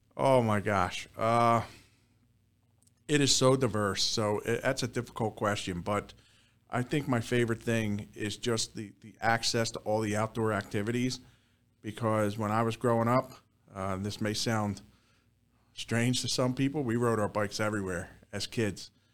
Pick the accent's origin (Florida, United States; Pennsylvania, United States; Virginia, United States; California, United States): Pennsylvania, United States; Southampton; I'm a Bucks County native. Actually, we're sitting in the town that I grew up in Southampton